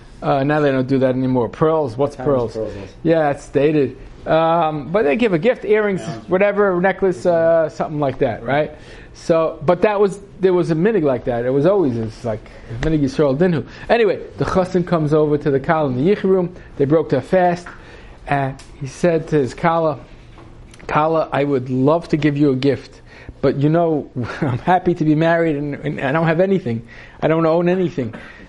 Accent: Yemen; Sarna is in Yemen, and we grew up in Yemen, and we were very, very poor

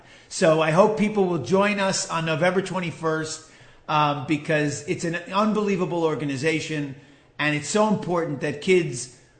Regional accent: New York City, New York, United States; now in Los Angeles, United States; I grew up in Manhattan. I went to Park East Synagogue with Rabbi Schneier, and I was bar mitzvahed there. It's an Orthodox shul in the old school tradition.

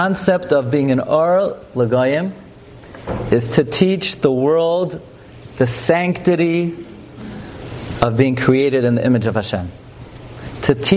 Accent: New York City, New York, United States; I grew up in Flatbush on MN 31st

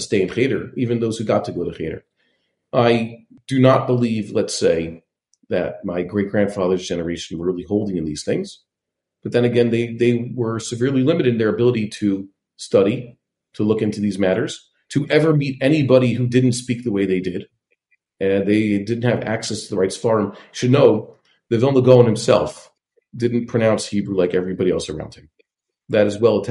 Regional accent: New York City, New York, United States; I'm from Kew Gardens Hills.

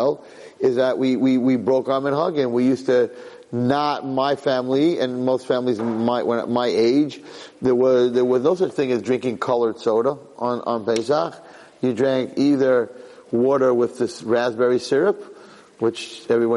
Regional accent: United States; I got one passport. I am an American

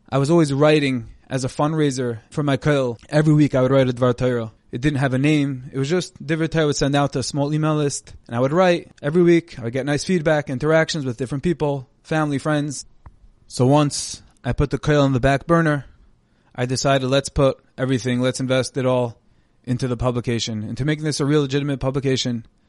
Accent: Monsey, New York, United States; moved away as an adult; also born or lived in Jerusalem, Israel; now in Lakewood, United States; I'm originally from Muncie, New York

